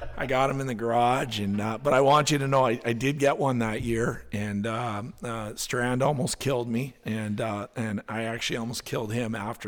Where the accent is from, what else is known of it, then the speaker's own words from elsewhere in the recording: Alaska, United States; Tracy and I have been love being saying that we're from Alaska. It's a big part of our identity and who we are.